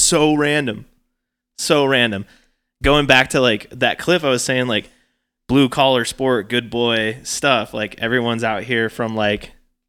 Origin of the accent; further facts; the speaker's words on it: North Idaho, United States; I'm from North Idaho